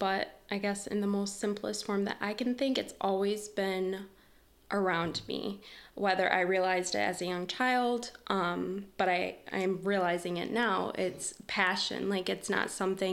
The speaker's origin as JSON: {"language": "English", "town": "Detroit", "region": "Michigan", "country": "United States", "tie": "born or raised there", "said": "I was born and raised in Detroit, Michigan, by two immigrants, and they relocated here from Romania"}